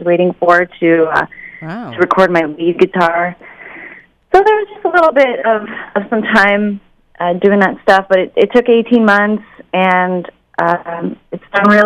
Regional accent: Chicago, Illinois, United States; also born or lived in Bucharest, Romania; I was born in Bucharest, Romania, and I came to Chicago, America, when I was 3 years old

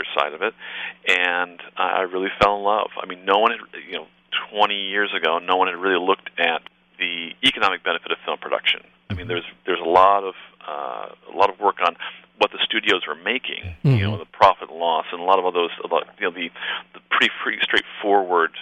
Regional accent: Newport Beach, California, United States; also born or lived in Berkeley; I grew up here in Newport

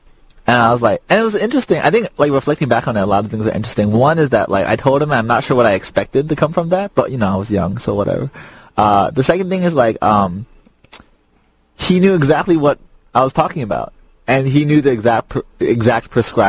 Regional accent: Chicago, Illinois, United States; moved away; I was raised in Little Italy, Chicago for a while.

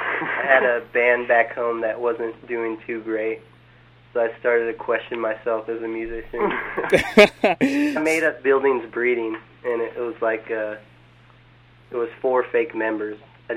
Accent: Ventura, California, United States; moved away as an adult; also born or lived in Ojai, California; now in Davis, United States; I'm originally from Ventura, California.

